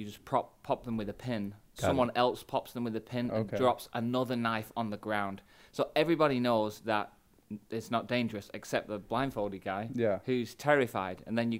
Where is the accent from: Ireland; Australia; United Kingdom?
United Kingdom; Manchester, North West England; I'm a pastor from Manchester in England.